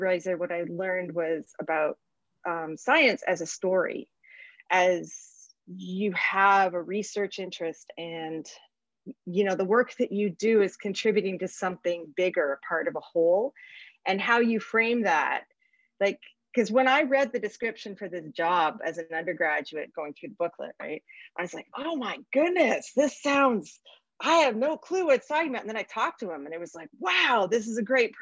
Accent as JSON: {"language": "English", "town": "Milton", "region": "Ontario", "country": "Canada", "tie": "born or raised there", "said": "So I'm from Southern Ontario. I grew up in Milton"}